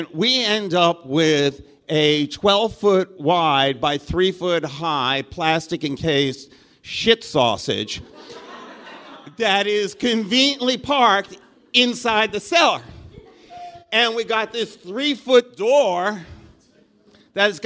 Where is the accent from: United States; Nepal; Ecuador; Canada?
United States; New York; moved away; I'm from New York originally